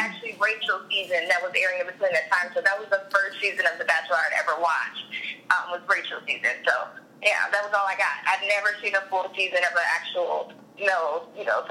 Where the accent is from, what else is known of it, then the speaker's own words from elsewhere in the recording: Indianapolis, Indiana, United States; moved away as an adult; now in Los Angeles, United States; moved to my hometown of Indy for a year